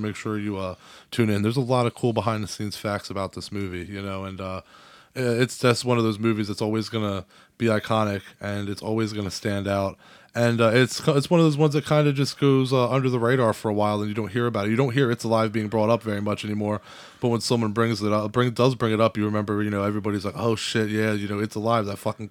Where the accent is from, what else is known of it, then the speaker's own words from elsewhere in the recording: Delaware, United States; We're from Delaware.